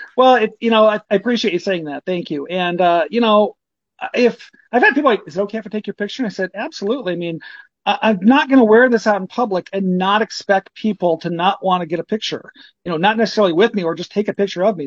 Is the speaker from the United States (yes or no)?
yes; Ogden, Iowa, United States; my hometown's Ogden. I'm 20 miles from Ames